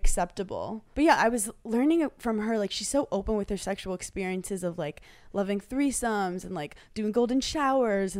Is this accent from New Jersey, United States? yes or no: no; New York, United States; I'm from New York